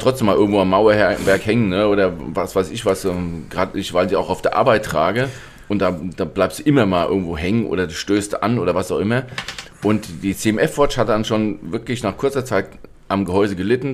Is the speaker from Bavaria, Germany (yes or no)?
no; Hesse, Germany; wie es bei uns in Hessen heißt